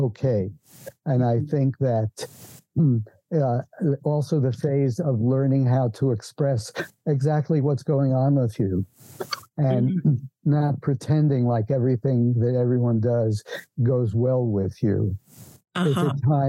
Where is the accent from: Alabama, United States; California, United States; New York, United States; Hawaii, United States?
New York, United States; New York City; moved away; I was born in New York City.